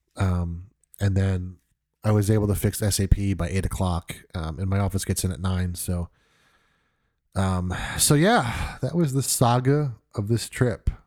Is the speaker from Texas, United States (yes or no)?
no; New York, United States; moved away; I'm originally from New York